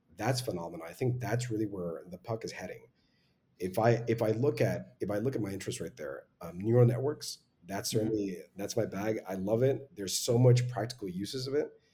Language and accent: English; Laredo, Texas, United States; I'm originally from Laredo, which is on the US Mexico border, just two hours south of San Antonio